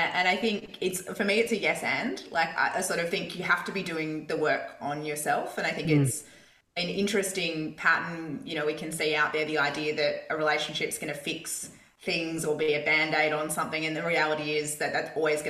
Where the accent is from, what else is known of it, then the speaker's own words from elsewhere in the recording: Perth, Western Australia, Australia; in Perth, where I grew up in Scarborough